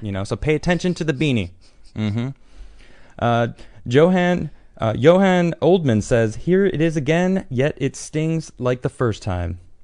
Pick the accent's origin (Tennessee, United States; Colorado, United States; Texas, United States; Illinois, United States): Illinois, United States; Chicago; I'm also from Chicago